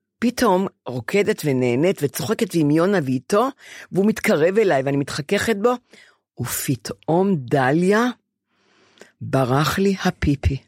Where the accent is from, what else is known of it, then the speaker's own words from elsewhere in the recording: Ramat Gan / Bnei Brak, Tel Aviv District, Israel; עברנו לב... לגור עם, עם סבא שלי בבני ברק לשלוש آ- שנים, אה. כי בנו בית ברמת גן